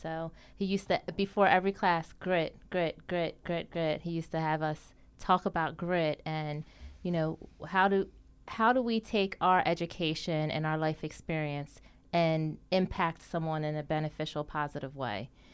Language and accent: English; Deptford Township, New Jersey, United States; I grew up in Duffer Township, New Jersey. Um, I did my elementary, middle, and high school years there.